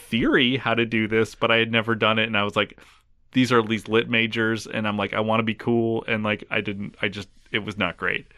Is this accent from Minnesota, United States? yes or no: yes; Minnesota, United States; growing up in Minnesota, the first day of school was always the day after Labor Day